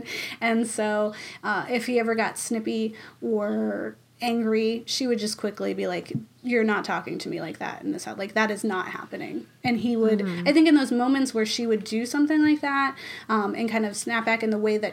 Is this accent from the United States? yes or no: yes; Massachusetts, United States; we're from Massachusetts. We love Dunkin' Donuts.